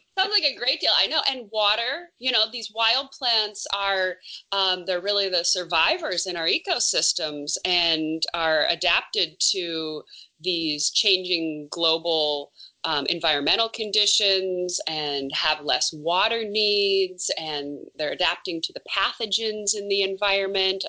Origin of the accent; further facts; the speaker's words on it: Smoky Hills, northern Minnesota, United States; moved away as an adult; I grew up in northern Minnesota, just south of the Canadian border, and very thickly forested. I come from the Smoky Hills